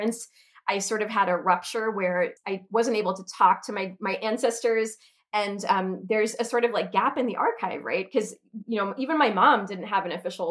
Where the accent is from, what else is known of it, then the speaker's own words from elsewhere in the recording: United States; also born or lived in Oxford, United Kingdom; a slightly rebellious young American kid